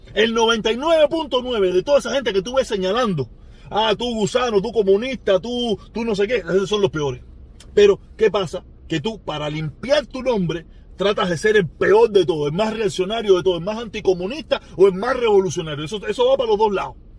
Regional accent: Cuba; now in United States; la dictadura que hay en mi país

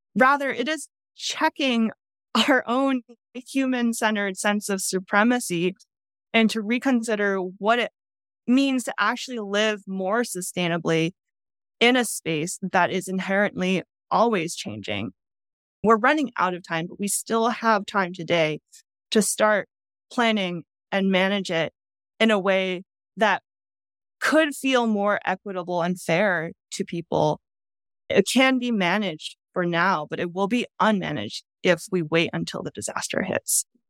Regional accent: outside of Boston, Massachusetts, United States; moved away; I grew up outside of Boston

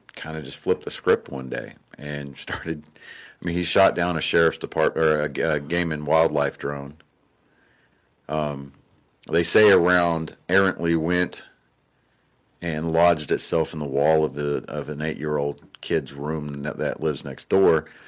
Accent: Texas, United States; I'm from Texas

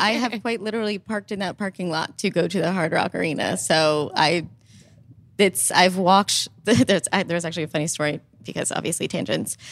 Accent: Northeast of America, United States; as I grew up in the Northeast, I found the sport when I was based in Northeast.

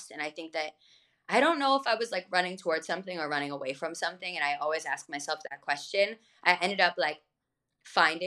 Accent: Freehold, New Jersey, United States; I'm this hippie from Freehold, New Jersey

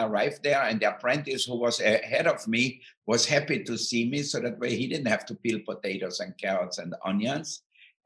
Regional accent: Austria; moved away; I grew up in Austria, in the southern part of Austria, near Italy and Slovenia

